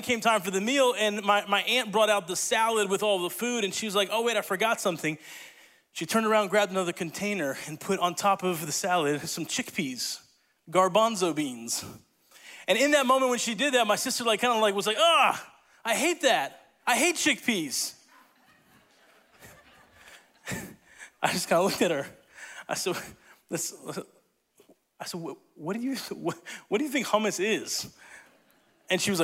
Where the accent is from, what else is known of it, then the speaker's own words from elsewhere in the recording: Italy; moved away; I grew up in Italy